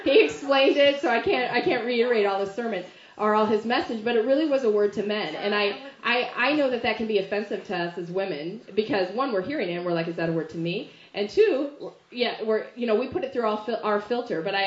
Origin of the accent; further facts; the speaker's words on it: the South, United States; moved away; when I'm from the South